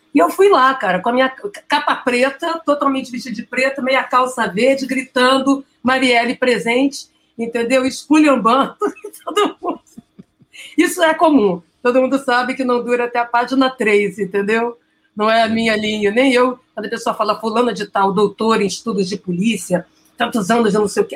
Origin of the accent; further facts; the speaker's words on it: Santo Antônio de Pádua, Rio de Janeiro, Brazil; em Santo Antônio de Pádua, que é onde eu nasci